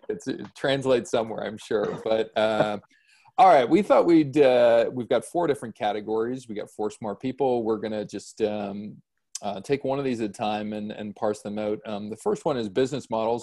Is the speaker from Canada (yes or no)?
yes; Canada; as a Canadian